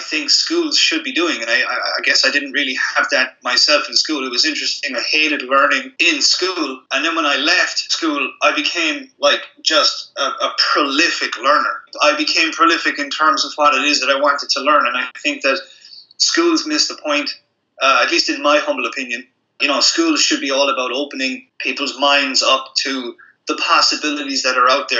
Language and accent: English; Limerick, Munster, Ireland; I was growing up in Limerick, Ireland